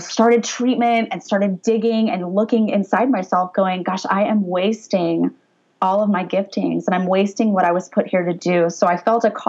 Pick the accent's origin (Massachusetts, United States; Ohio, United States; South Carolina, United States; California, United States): California, United States; Orange County; also born or lived in Pennsylvania; I grew up in Orange County, got a softball scholarship to play at Penn State, so moved all the way across the country